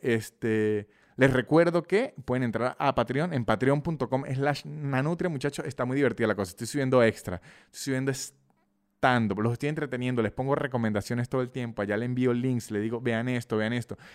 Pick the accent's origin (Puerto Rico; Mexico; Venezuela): Venezuela; San Cristóbal, Táchira; yo soy de San Cristóbal, una ciudad pequeña de Venezuela